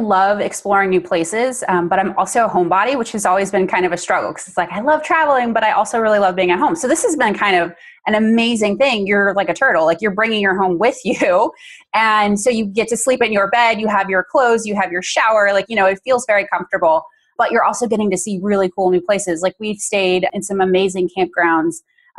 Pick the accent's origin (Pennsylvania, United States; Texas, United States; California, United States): Texas, United States; also born or lived in Washington State; now in Washington, United States; I'm from Texas and my husband is from New Jersey and we live in Washington State.